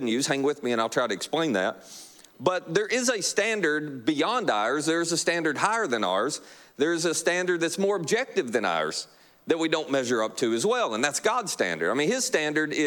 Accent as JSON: {"language": "English", "region": "Kentucky", "country": "United States", "said": "you're like me from Kentucky"}